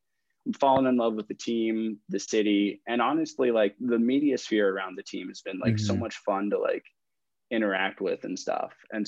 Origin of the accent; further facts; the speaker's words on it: Bay Area, California, United States; moved away as an adult; now in St. Louis, United States; I grew up in the Bay Area